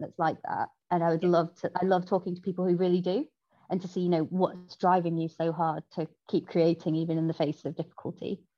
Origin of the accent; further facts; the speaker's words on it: Salford, North West England, United Kingdom; I am from Salford, and the gang culture there is pretty much inescapable